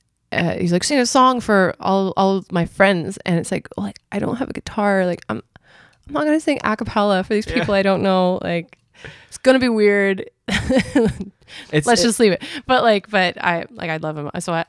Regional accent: Scarborough, Ontario, Canada; born there; also born or lived in Kitchener-Waterloo / Mississauga / Ajax / Whitby; Well, unfortunately, I was born in Scarborough.

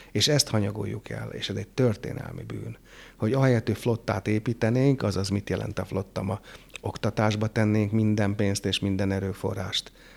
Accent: Hungary; az itthoni matek oktatás azért jobb volt, mint a francia

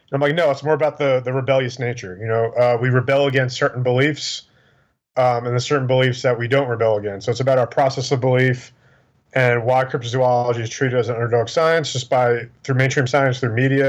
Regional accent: New York, United States; born or raised there; also born or lived in Pennsylvania; now in Houston, United States

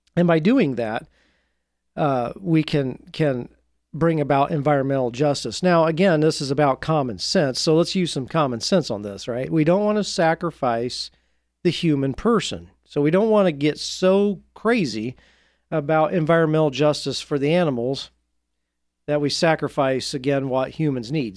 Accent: Indiana, United States; I grew up in Indiana

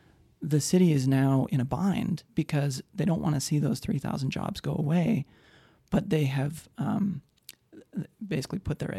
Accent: Idaho Falls, Idaho, United States; also born or lived in Madison, Wisconsin / Utah; now in Spokane, United States; I grew up in Idaho Falls.

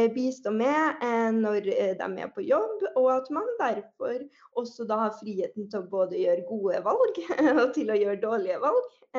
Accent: Trøndelag, Norway; jeg er trønder, som man sikkert eh, allerede hører

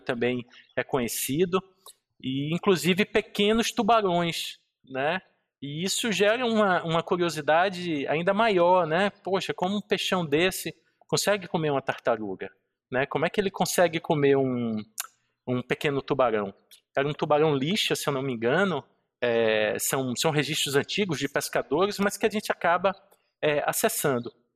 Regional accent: Bahia, Brazil; na Bahia, né, eu sou baiano

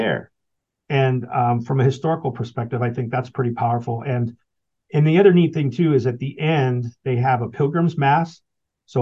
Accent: United States; as an American

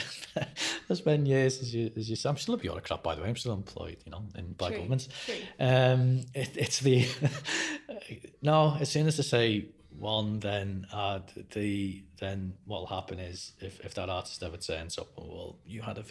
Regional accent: Liverpool, North West England, United Kingdom; moved away; I'm certainly from Liverpool, where I'm from, we have more visual art galleries per head of population than anywhere in the UK

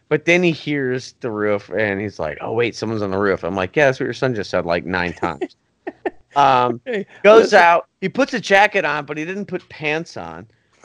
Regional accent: Florida, United States; we're from Florida

